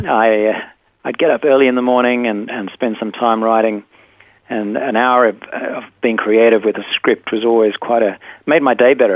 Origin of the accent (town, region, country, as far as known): South Africa; born or raised there; now in Perth, Australia